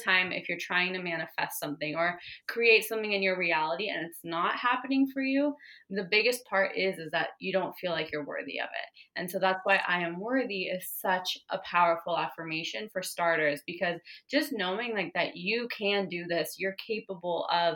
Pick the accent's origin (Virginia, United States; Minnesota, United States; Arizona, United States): Arizona, United States; I was born in Arizona